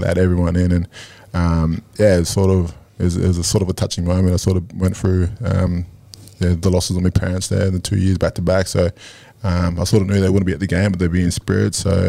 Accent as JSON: {"language": "English", "town": "Brisbane", "region": "Queensland", "country": "Australia", "tie": "born or raised there", "said": "In Brisbane."}